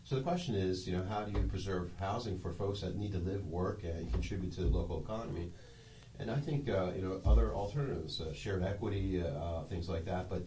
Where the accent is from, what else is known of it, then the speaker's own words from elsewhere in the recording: Pennsylvania, United States; now in Washington, United States; Uh, I came from the Philadelphia area.